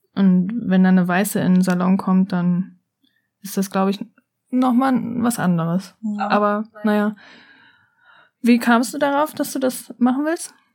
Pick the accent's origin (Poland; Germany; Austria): Germany; bei uns in Deutschland